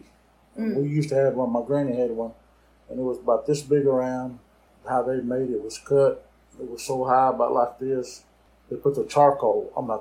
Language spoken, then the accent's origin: English; Wright City, Oklahoma, United States; also born or lived in Talihina, Oklahoma; I was born in Tallahassee, Oklahoma. I live here in Wright City, Oklahoma